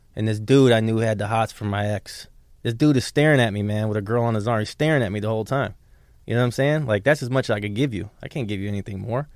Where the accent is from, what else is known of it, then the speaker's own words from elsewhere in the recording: Markham, Illinois, United States; also born or lived in Chicago, Illinois; now in Palm Beach County, United States; I grew up in Chicago during the Jordan era